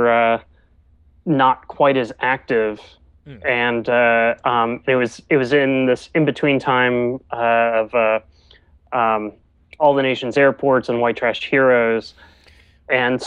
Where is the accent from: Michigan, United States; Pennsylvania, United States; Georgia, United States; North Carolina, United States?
North Carolina, United States; Greensboro; I grew up mostly in Greensboro, which is about an hour or so away from Chapel Hill